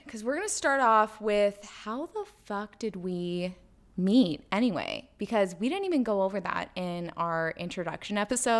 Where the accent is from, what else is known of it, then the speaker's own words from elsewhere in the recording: Springs, Texas, United States; bonded over the mutual trauma that was growing up in Springs, Texas.